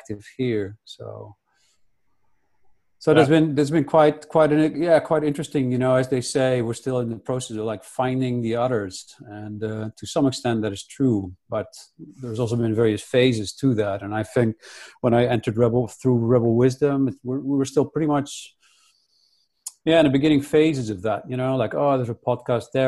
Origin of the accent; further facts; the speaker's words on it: Netherlands; I grew up in Holland